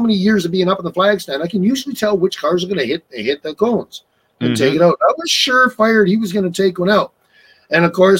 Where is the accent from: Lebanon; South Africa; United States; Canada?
Canada; Newfoundland and Labrador; moved away; I grew up in Newfoundland, so I used to watch Derby quite often